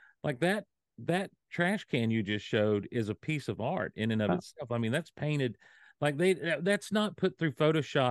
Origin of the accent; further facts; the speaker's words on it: Hazlehurst, Georgia, United States; also born or lived in Athens, Georgia; when I was 10, we moved from Athens, Georgia, down to Hazelhurst, Georgia